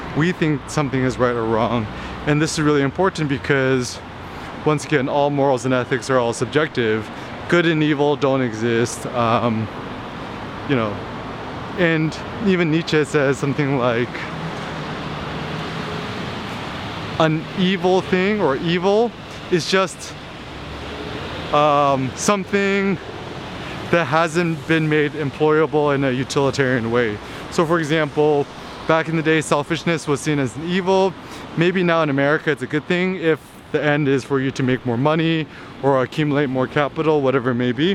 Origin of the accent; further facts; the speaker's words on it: United States; I'm Asian American, I'm Korean American.